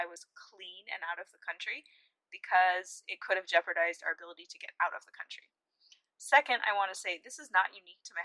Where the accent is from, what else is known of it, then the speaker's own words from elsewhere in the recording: United States; moved away as an adult; I'm from America